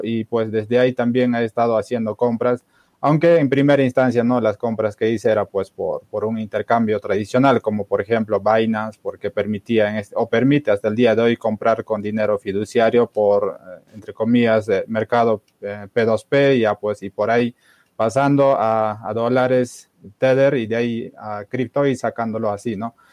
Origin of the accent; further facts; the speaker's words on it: Cusco, Peru; yo personalmente soy de, de Perú. no sé si conoce Machu Picchu. Estoy cerca a Machu Picchu.